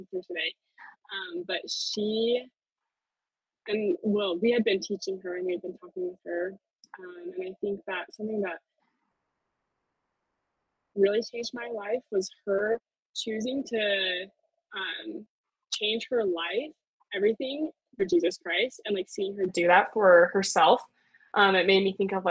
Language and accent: English; Utah, United States; I'm from Utah.